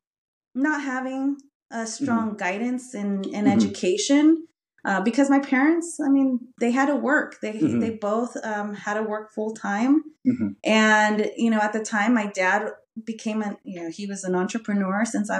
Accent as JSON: {"language": "English", "town": "Modesto", "region": "California", "country": "United States", "tie": "born or raised there", "also_born_or_lived": "Venezuela", "first_language": "Spanish", "second_language": "English", "said": "a person growing up in Modesto"}